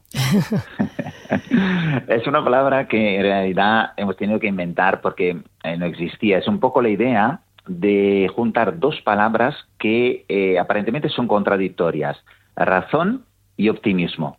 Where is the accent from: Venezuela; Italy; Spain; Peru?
Italy; moved away; yo soy italiano